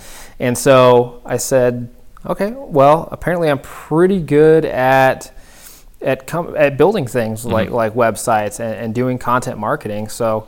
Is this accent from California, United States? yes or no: yes; Northern California, United States; moved away as an adult; now in Buffalo, United States; Yeah, absolutely. So I grew up in Northern California.